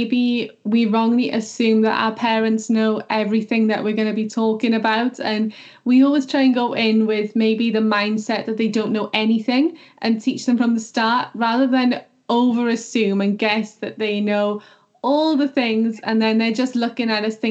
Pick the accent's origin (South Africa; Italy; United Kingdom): United Kingdom; Wales; accent: Welsh; my Welsh accent